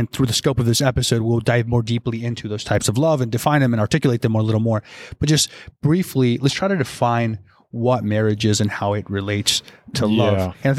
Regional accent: the South, United States; I am from the South.

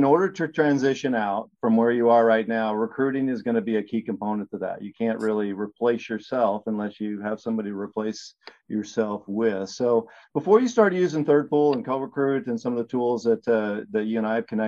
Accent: Seattle, Washington, United States; I'm from Seattle

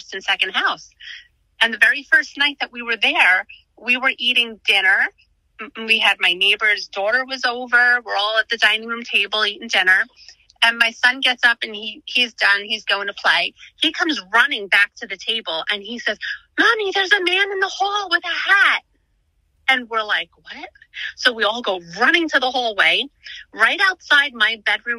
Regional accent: Long Island, New York, United States; moved away as an adult; now in Pennsylvania, United States; I grew up on Long Island and we moved out to Pennsylvania about 5.5 years ago

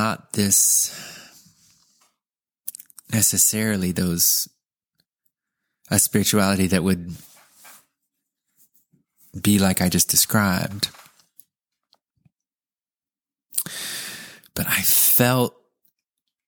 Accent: California, United States; we grew up in California too

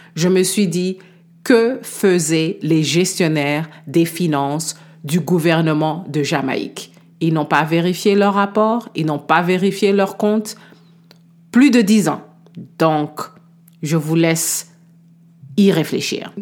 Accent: DR Congo; chez moi en République démocratique du Congo

